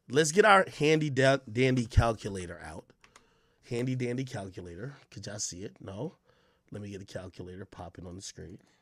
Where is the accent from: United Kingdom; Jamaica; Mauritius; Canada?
Jamaica; now in United States; I was born in Jamaica.